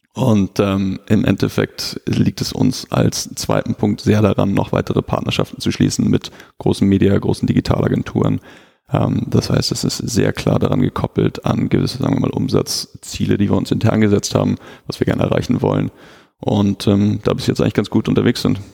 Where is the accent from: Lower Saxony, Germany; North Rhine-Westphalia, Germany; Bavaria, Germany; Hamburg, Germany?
Hamburg, Germany; als Hamburger haben wir